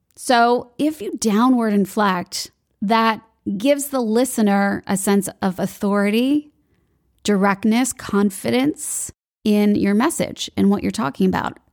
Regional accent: Chicago, Illinois, United States; moved away as an adult; also born or lived in Hollywood; now in Sydney, Australia; I grew up in Chicago, moved to Hollywood

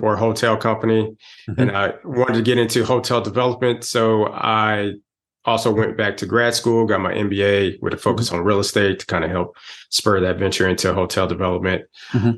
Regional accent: Texas, United States; moved away as an adult; now in Atlanta, United States; I'm originally from Texas, but I've been in the Atlanta area for 27 mm-hmm. years now. I came out here for mm-hmm. college

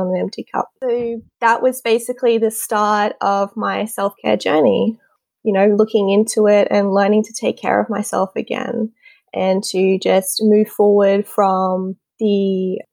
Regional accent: Australia; I'm from Australia, as you can tell from my accent

